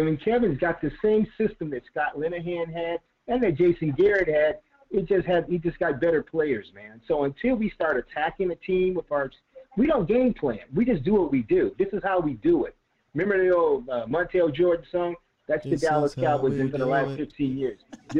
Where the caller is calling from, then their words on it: Rio de Janeiro, Brazil; Oh, man, I'm calling from Rio de Janeiro, man.